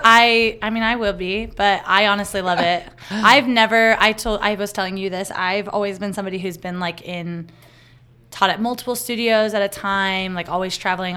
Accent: Tucson, Arizona, United States; here in my hometown in Arizona

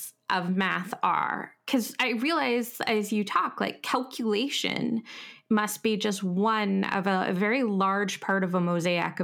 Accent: Canada; we're both from Canada

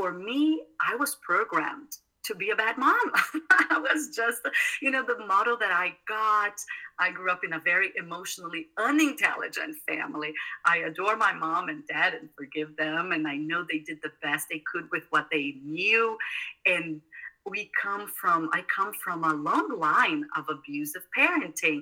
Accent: South Brazil, Brazil; moved away; I grew up in South Brazil

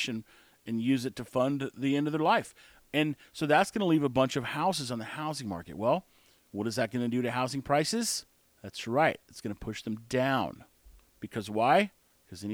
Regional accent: United States; we are American

